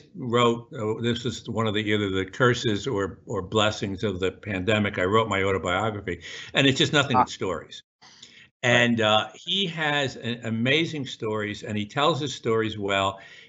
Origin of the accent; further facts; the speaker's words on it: Newburgh, New York, United States; And I grew up the Hudson in Newburgh, little town, tough little town. And one of the blessings for me is that I still see the world through the lens of this guy, this kid from Newburgh.